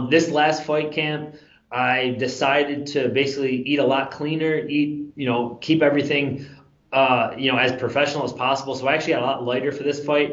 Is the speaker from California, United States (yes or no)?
no; Western New York, United States; born or raised there; now in Florida, United States